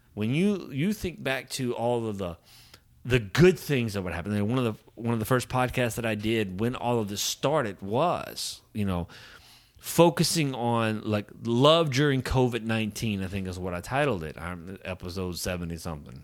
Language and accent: English; Southern Louisiana, United States; I grew up in Southern Louisiana